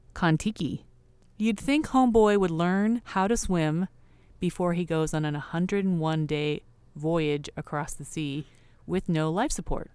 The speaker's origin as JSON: {"language": "English", "region": "California", "country": "United States", "said": "California, you know, like Roxy, Quicksilver"}